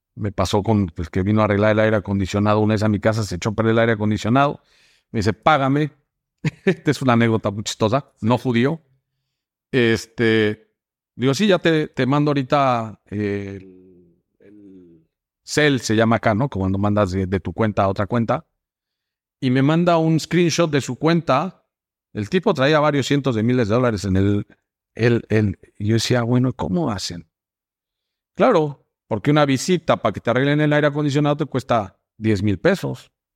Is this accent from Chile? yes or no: no; Mexico; moved away as an adult; now in United States; yo soy mexicano